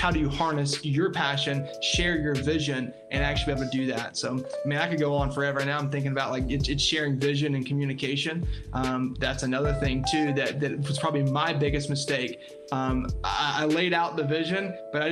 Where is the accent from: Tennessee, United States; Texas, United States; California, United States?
Tennessee, United States; I'm here in Tennessee is where I'm located. So opened my insurance agency